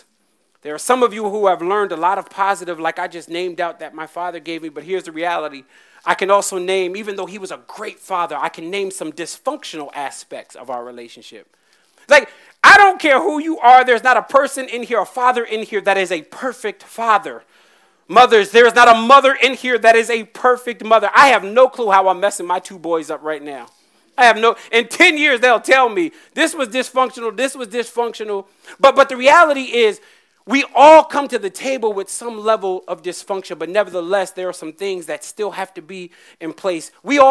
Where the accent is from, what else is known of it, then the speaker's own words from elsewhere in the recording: North Carolina, United States; also born or lived in Virginia; We grew up in North Carolina and Virginia.